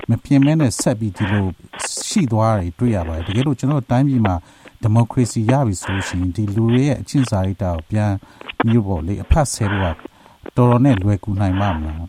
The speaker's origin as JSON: {"language": "Burmese", "country": "Myanmar", "moved": "yes"}